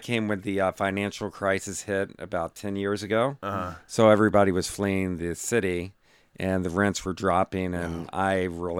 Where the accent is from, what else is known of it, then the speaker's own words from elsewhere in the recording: Virginia, United States; moved away as an adult; also born or lived in St. Thomas / Cleveland; So I grew up in Virginia.